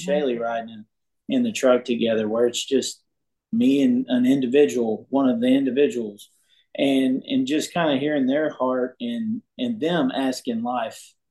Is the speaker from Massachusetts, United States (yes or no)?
no; South Louisiana, United States; So I'm I'm originally from South Louisiana